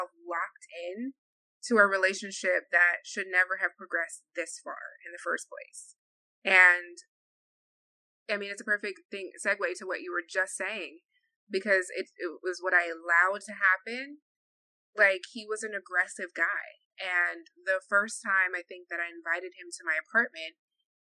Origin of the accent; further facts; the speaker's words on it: Jamaica; I'm Jamaican